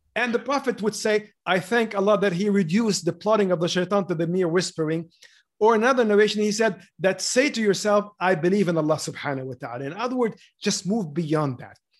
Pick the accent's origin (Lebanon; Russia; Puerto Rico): Lebanon; moved away; I grew up in Lebanon during the war. Basically, my whole childhood was, was the war.